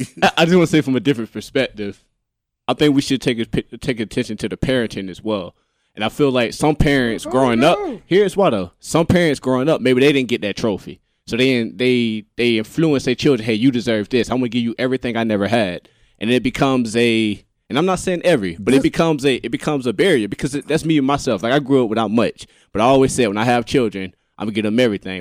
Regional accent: Enterprise, Alabama, United States; I'm from Enterprise, Alabama

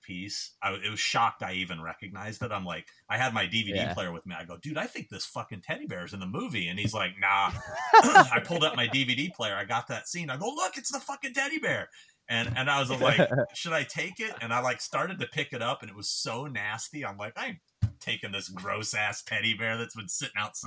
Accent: California, United States; I'm from California

